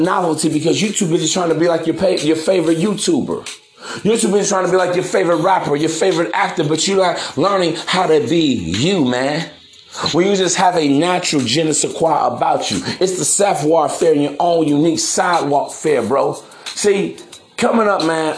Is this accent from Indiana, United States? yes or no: yes; East Chicago, Indiana, United States; where I come from, man, Chicago, in the Midwest, I'm actually from East Chicago, Indiana, Harborside